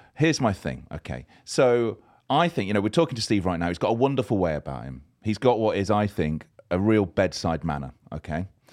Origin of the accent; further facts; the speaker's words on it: Leicester, East Midlands, United Kingdom; I'm from Leicester, just down the road.